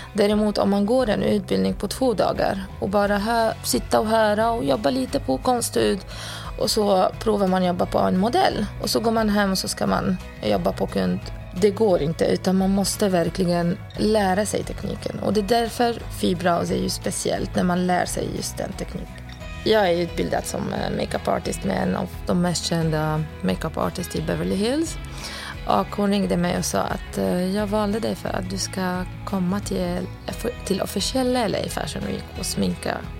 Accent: Lebanon; moved away as an adult; now in Sweden; jag kom från Libanon 2004 och då var jag 19 år.

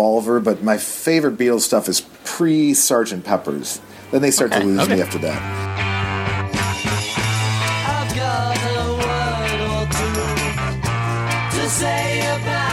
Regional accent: Detroit, Michigan, United States; growing up in Detroit

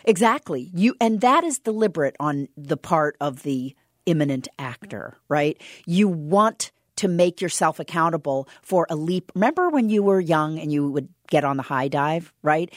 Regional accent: Southern Indiana, United States; moved away; I'm from Southern Indiana

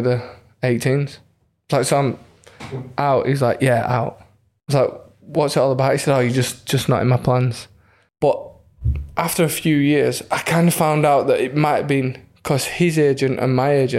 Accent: Leeds, Yorkshire and the Humber, United Kingdom; it's my hometown club

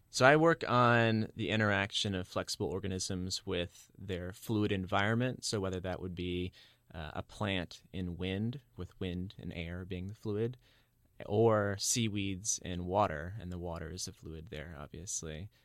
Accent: Charleston, South Carolina, United States; I grew up in Charleston, South Carolina, so near the Atlantic Ocean

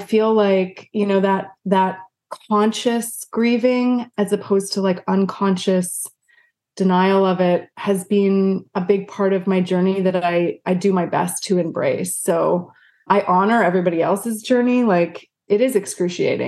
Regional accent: Vancouver, British Columbia, Canada; moved away as an adult; now in United States; I originally was from Canada. I'm from Canada

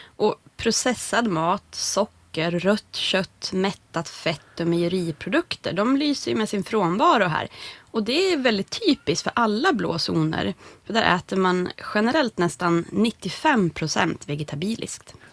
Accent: Norrland, Sweden; som norrlänning själv

